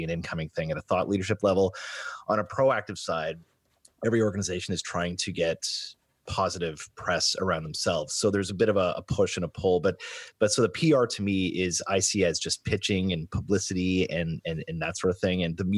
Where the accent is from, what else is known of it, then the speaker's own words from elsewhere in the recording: Sault Ste. Marie, Ontario, Canada; I'm from Sault Ste. Marie originally, and I gravitated to that part of the world very, very early.